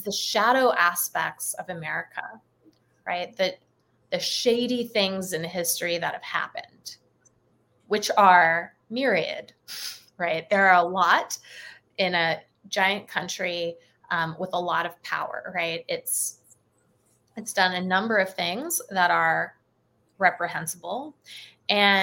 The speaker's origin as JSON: {"language": "English", "country": "United States", "said": "I'm an American"}